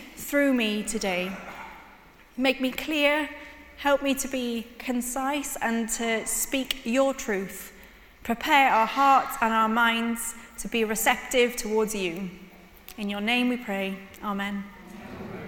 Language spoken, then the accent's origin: English; Cornwall, South West England, United Kingdom; I was born in Cornwall